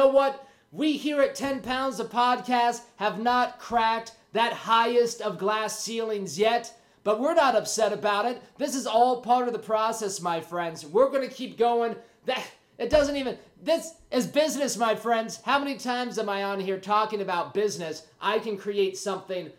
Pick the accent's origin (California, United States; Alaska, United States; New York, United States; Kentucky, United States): California, United States; Huntington Beach; my hometown of Huntington Beach, California